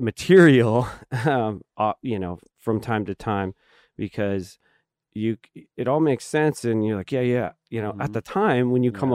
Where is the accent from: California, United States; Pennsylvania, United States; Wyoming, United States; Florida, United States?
California, United States; Hanford; I grew up in the Central Valley, so mm-hmm. um, I was born in a town called Hanford